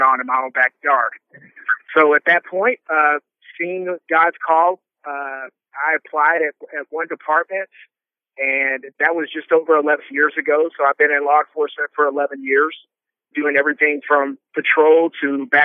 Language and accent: English; Southern California, United States; now in Dallas, United States; Growing up in Southern California